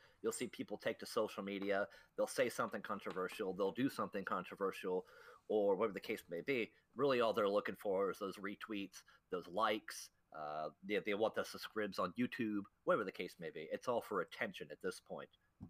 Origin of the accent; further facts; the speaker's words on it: United States; Yeah, I'll do what I want because I'm American.